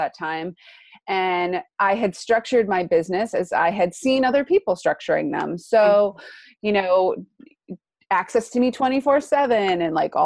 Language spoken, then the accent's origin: English; East Coast, United States; now in California, United States; I'm originally from the East Coast, where we're making our journey back home.